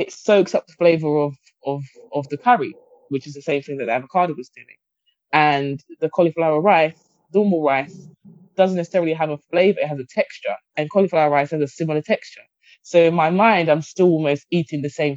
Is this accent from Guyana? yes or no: yes; Guyana; I'm from Guyana, which is based in the Caribbean.